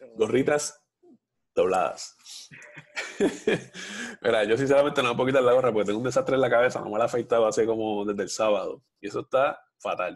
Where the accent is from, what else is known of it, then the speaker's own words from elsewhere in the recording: Puerto Rico; la mayoría de los puertorriqueños somos